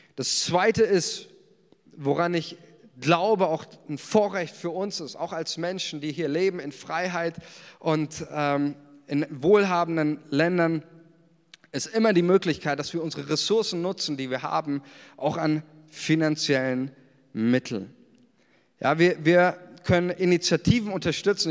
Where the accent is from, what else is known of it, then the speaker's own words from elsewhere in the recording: Germany; uns als Deutsche